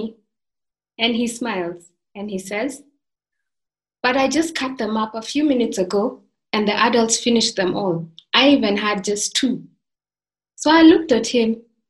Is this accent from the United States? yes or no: no; Maasailand, Kenya; I come from the Maasai tribe, where the men like to wear these red tartan-like blankets and the women make wonderful beaded jewelry